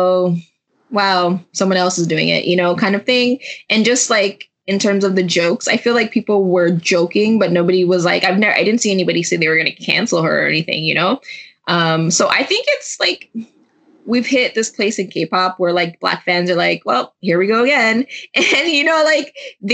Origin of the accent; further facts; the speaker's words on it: Jamaica; I'm also Jamaican